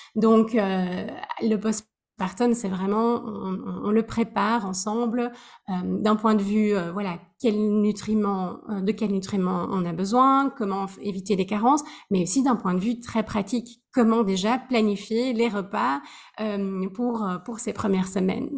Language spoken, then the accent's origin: French; Belgium; moved away as an adult; also born or lived in Switzerland; now in Amsterdam, Netherlands; je suis euh, belge. ça fait 13 ans que j'ai quitté la Belgique